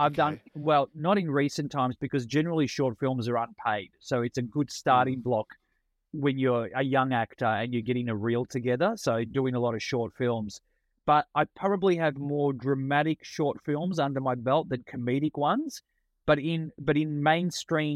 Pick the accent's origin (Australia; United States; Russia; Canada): Australia; Melbourne, Victoria; first language Italian; English is a second language; Melbourne, where I'm from.